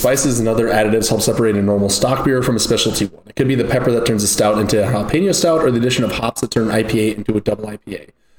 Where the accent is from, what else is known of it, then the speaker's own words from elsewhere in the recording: Tulsa, Oklahoma, United States; I'm from Tulsa, Oklahoma.